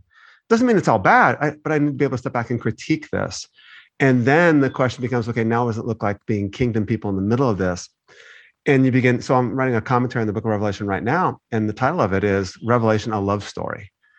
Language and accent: English; United States; Maybe my country, because you grew up as an American.